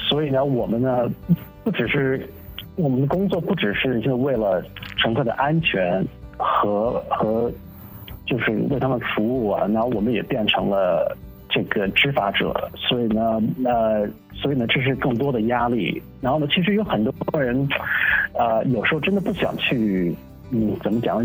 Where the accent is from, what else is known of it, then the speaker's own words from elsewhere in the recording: Los Angeles, California, United States; 我是在洛杉矶长大的出生的